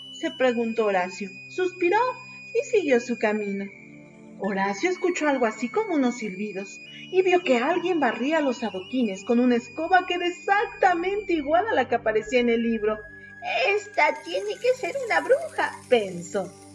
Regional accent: Pachuca, Hidalgo, Mexico; soy de Pachuca, Hidalgo, México, docente de primaria

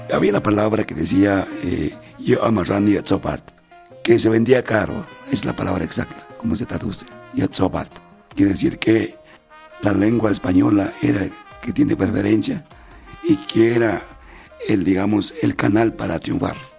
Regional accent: Santa María Puxmetacan, Oaxaca, Mexico; first language Mixe; Spanish is a second language; moved away; me preguntaron sobre mi lengua materna. Entonces yo les dije que hablaba el mije

